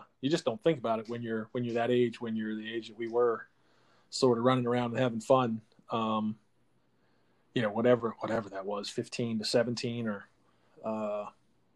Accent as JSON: {"language": "English", "region": "Eastern Shore of Virginia", "country": "United States", "tie": "born or raised there", "said": "growing up on the Eastern Shore of Virginia"}